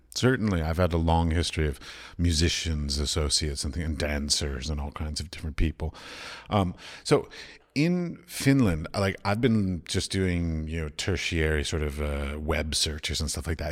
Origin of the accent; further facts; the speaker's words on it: United States; moved away as an adult; also born or lived in Middle East; I come from America